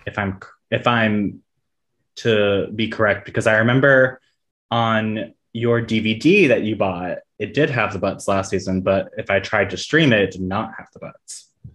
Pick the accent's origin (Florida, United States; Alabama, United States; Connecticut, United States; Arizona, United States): Florida, United States; South; I grew up in South Florida